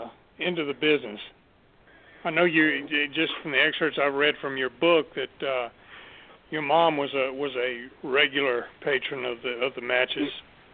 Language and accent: English; Mobile, Alabama, United States; I remember I grew up in Mobile. I grew up an Army brat and traveled all over the world, but ended up in Mobile in 1970